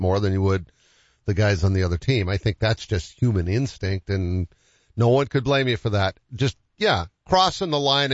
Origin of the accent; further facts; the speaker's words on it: Boston, Massachusetts, United States; I grew up in Boston